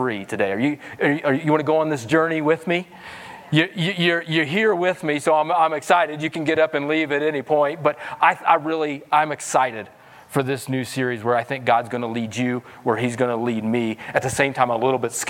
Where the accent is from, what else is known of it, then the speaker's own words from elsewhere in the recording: Missouri, United States; moved away; I'm from Missouri, so I have some redneck roots in me.